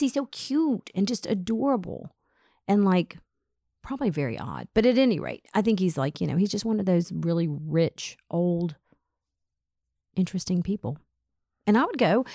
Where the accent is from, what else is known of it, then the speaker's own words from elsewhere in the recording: Atlanta, Georgia, United States; as a teenager growing up in Atlanta